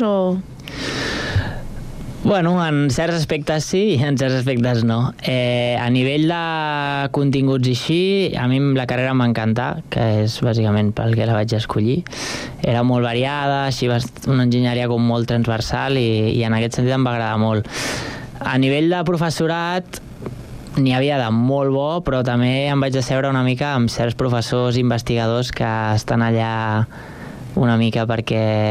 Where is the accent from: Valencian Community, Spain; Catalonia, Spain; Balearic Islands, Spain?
Catalonia, Spain; Sant Cugat del Vallès; born or raised there; also born or lived in Barcelona